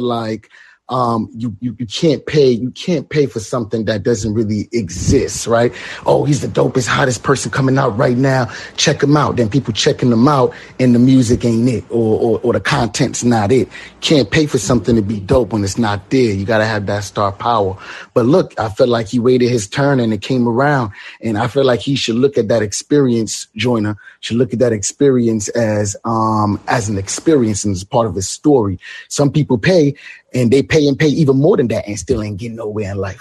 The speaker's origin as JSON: {"language": "English", "country": "Jamaica", "tie": "born or raised there", "moved": "yes", "lives_now": "Brooklyn, United States", "said": "I was born and raised in Jamaica."}